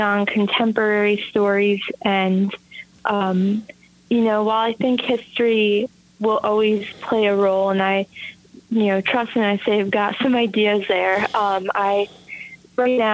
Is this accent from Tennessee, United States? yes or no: no; Bethlehem, New York, United States; I grew up in Bethlehem